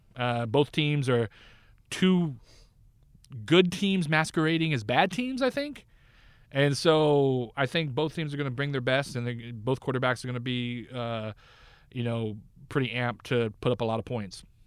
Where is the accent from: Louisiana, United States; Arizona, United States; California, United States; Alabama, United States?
California, United States; Northern; I grew up in Northern California